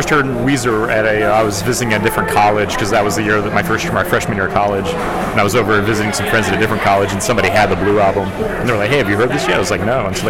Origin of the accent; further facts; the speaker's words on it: Texas, United States; growing up in Texas, that was a very, like, you know, country music centered place